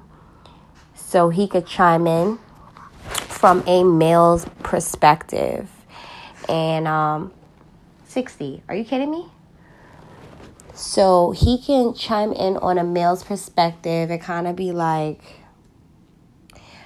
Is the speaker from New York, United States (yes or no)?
yes; New York City, New York, United States; I am from Harlem, New York, more specifically 8th Avenue.